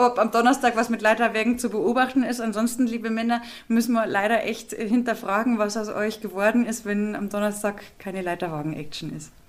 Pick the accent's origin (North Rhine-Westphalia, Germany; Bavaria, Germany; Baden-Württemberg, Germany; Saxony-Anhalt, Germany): Bavaria, Germany; Munich; als Münchner